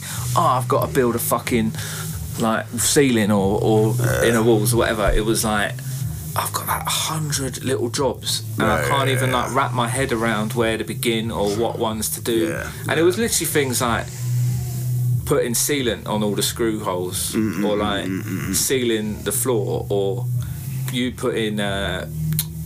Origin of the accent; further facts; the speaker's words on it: London, United Kingdom; also born or lived in Canada; I grew up in between Archway and Hackney.